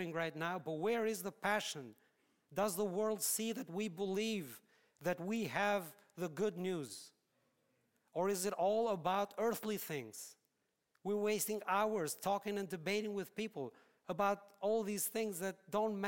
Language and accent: English; Albania; moved away; I'm from Albania.